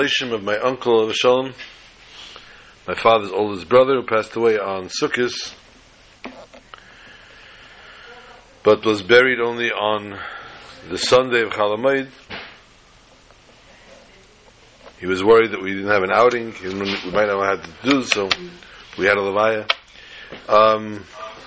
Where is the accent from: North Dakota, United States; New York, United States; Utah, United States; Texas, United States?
New York, United States; New York City; the years we grew up together in Borough Park, the Dalfins and ourselves. They lived on 45th Street, I believe, and we lived on 47th